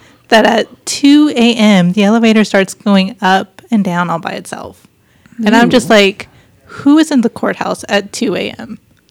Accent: Wise County, Texas, United States; growing up in Wise County

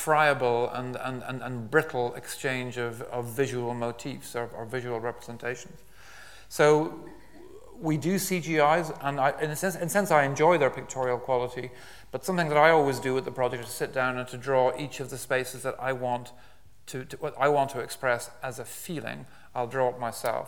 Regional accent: west of Ireland, Ireland; I was brought up in Ireland, particularly in the west of Ireland

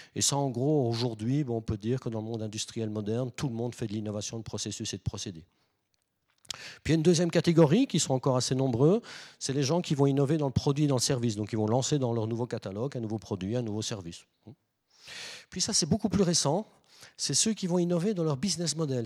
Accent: Belgium; je viens de Belgique

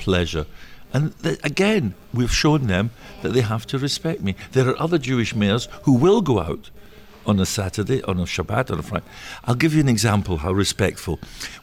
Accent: Scotland, United Kingdom; accent: Scottish; moved away; my Scottish accent because I'm from Scotland

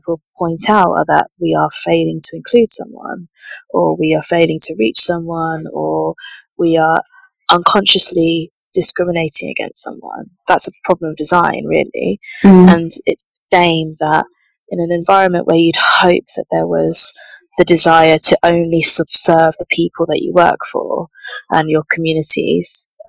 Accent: St Albans, East of England, United Kingdom; I grew up in St. Albans in a very, very white environment.

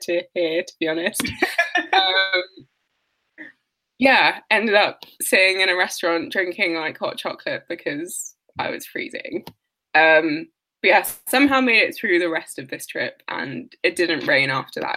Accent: London, United Kingdom; I'm from London and my family's from Nigeria

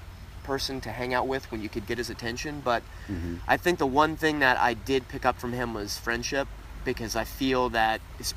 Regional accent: Tampa, Florida, United States; born and raised in Tampa, raised by them

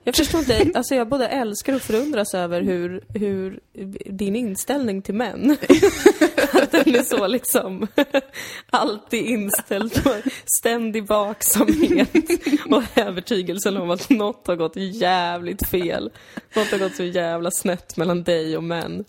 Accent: Täby, Stockholm County, Sweden; moved away as an adult; now in Malmö, Sweden; det var ju inte då, dåligt att växa upp där

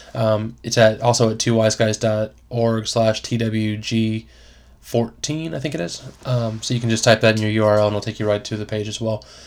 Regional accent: Florida, United States; I grew up in Florida

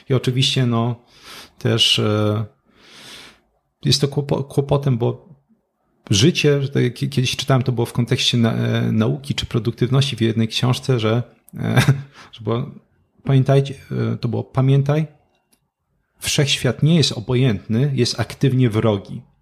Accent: Katowice, Silesian Voivodeship, Poland; ja jestem z Katowic.

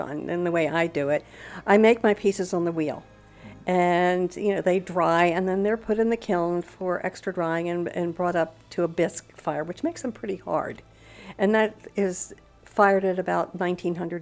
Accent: Annapolis, Maryland, United States; moved away as an adult; also born or lived in Baltimore, Maryland / Italy; now in Punta Gorda, United States; I'm from Annapolis, Maryland. However, I grew up there and then moved to Baltimore for a few years and then off to Italy for a few years.

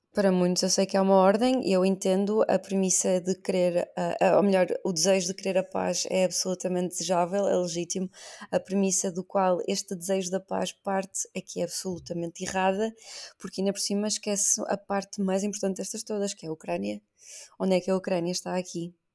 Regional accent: Portugal; como portuguesa

